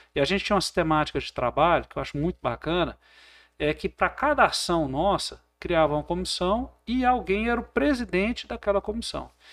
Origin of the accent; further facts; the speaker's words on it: Porangatu, Goiás, Brazil; also born or lived in Uberaba; eu nasci em 1980 aqui em Porangatu, na época meus pais já tinham mudado aqui para nossa querida cidade. Eu fiquei aqui até a faixa dos 17 anos, né? Passei toda a minha infância e adolescente aqui, adolescência em Porangatu